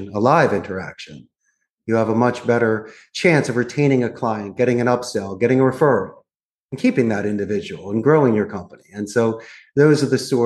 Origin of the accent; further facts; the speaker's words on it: Philadelphia, Pennsylvania, United States; moved away as an adult; also born or lived in Arizona; now in Costa Rica; I'm actually from Northeast Philadelphia. So I was born and raised. I'm a Philly boy.